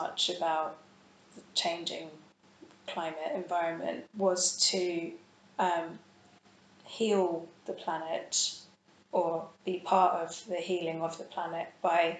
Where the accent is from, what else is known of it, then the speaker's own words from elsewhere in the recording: London, United Kingdom; I grew up in London